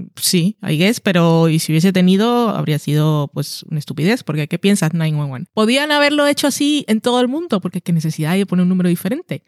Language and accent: Spanish; Barranquilla, Atlántico, Colombia; also born or lived in Madrid; now in Burgos, Spain; soy barranquillera